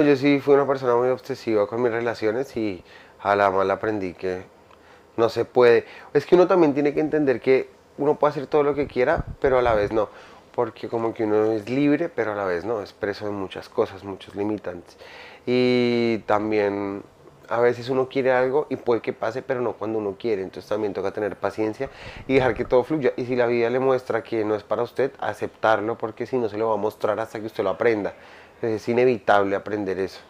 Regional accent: Colombia; por ser colombiano

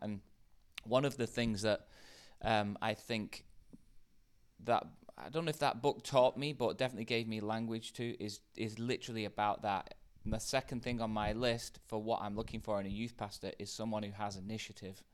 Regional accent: United Kingdom; In the U K

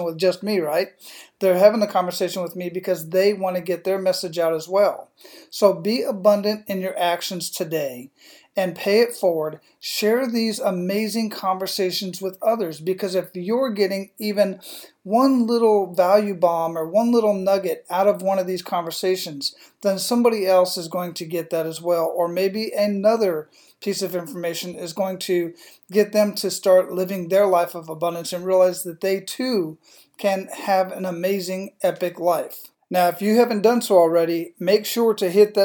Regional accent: Phoenix, Arizona, United States; moved away as an adult; also born or lived in Panama / Hawaii / Big Sur; now in Tampa, United States; that's where I was born and raised

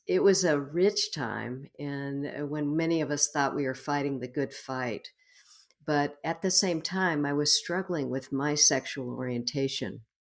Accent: Houston, Texas, United States; I was born and raised in Houston, Texas

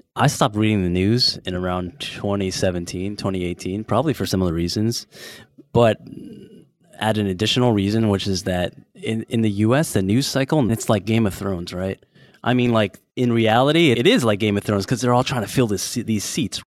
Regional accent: San Francisco, California, United States; now in Bangkok, Thailand; I'm from San Francisco

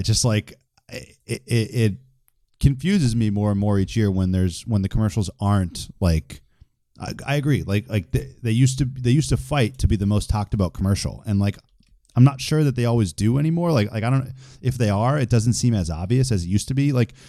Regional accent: Boston, Massachusetts, United States; I'm also from Boston

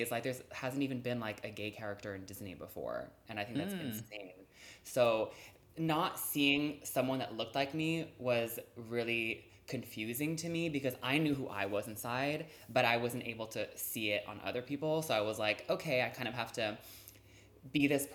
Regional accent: Montreal, Quebec, Canada; I'm from Montreal, so sometimes it snows at Halloween

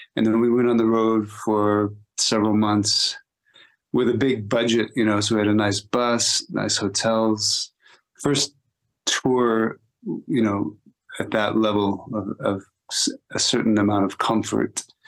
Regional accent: Austin, Texas, United States; growing up in Austin

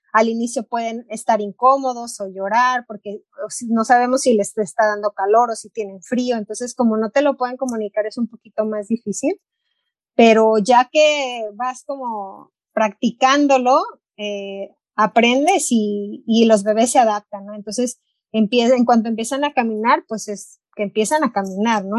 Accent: Puerto Vallarta, Jalisco, Mexico; moved away as an adult; now in Ann Arbor, United States; Yo crecí en la playa en Puerto Vallarta, entonces crecí acampando

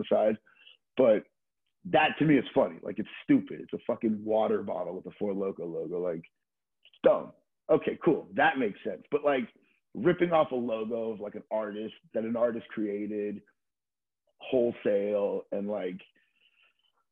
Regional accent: Florida, United States; now in New York, United States; a friend of mine that I grew up skateboarding with in Florida

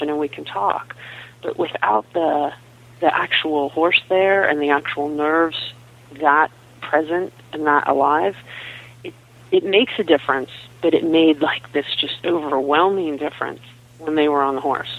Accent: Pittsburgh, Pennsylvania, United States; moved away; also born or lived in Southern California; I grew up in Pittsburgh, Pennsylvania, and I moved to Southern California and spent 20 years in Southern California

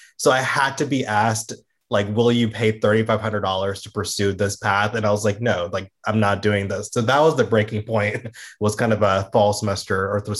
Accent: Georgia, United States; also born or lived in Florida; I grew up in Georgia and Florida. That's where I was, you know, raised as a small kid

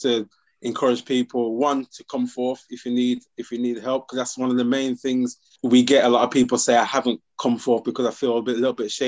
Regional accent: Birmingham, West Midlands, United Kingdom; now in Sheffield, United Kingdom; I'm from Birmingham side

